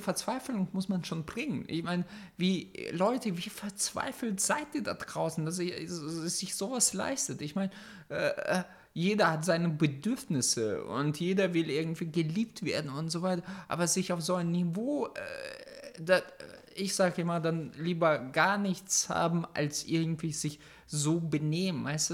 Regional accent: near Oldenburg, Lower Saxony, Germany; nicht aus Deutschland, sondern aus dem Norden bei Oldenburg.

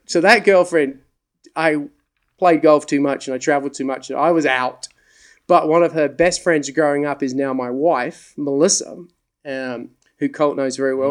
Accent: England, United Kingdom; moved away; also born or lived in the South (US); I grew up in England. Uh, people say, "You're Australian." No, I'm English. I've just lived in the South for a long time.

